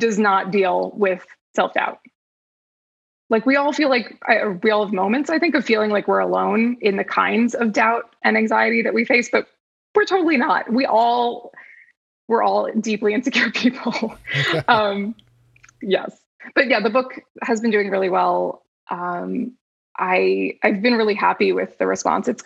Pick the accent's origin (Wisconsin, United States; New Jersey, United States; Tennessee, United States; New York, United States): New Jersey, United States; moved away as an adult; now in Los Angeles, United States; I grew up in New Jersey, but I've been in LA for, I think, going on 13 years now